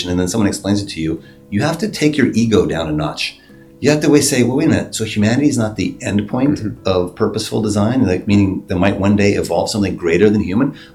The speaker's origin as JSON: {"language": "English", "region": "Arizona", "country": "United States", "tie": "born there", "said": "I was born in Arizona. Uh, my parents met in Canada, they were themselves both refugees from Estonia through Europe"}